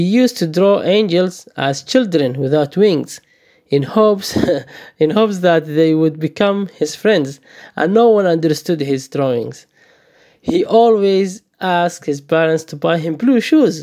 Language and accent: English; Saudi Arabia; moved away as an adult; also born or lived in Somalia; now in Melbourne, Australia; I was born in Somalia, and I fled the country with my family due to the civil war. I grew up in the Middle East in Saudi Arabia, and I moved to Melbourne 4 years ago.